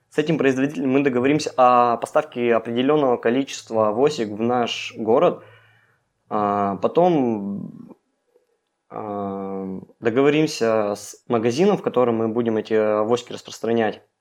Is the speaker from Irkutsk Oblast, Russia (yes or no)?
yes; Melnitsa, Irkutsk Oblast, Russia; А, нет, а, я из Нижнеудинского района, села Мельница.